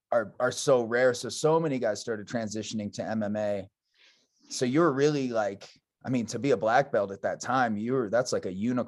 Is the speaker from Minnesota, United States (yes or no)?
no; Iowa, United States; I grew up in Iowa.